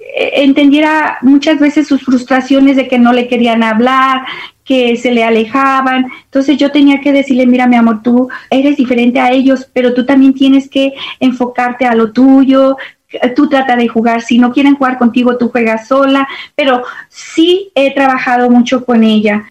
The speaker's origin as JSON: {"language": "Spanish", "town": "León", "region": "Guanajuato", "country": "Mexico", "moved": "as an adult", "lives_now": "Dallas, United States", "said": "soy originaria de León, Guanajuato, México, muy orgullosamente de mi estado y de mi tierra. Llegué aquí a Estados Unidos porque me casé."}